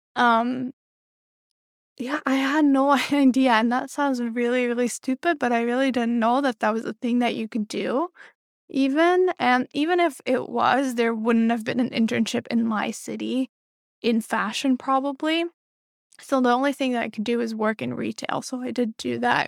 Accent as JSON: {"language": "English", "country": "Belgium", "tie": "born or raised there", "moved": "as an adult", "lives_now": "New York City, United States", "said": "I was born and raised in Belgium"}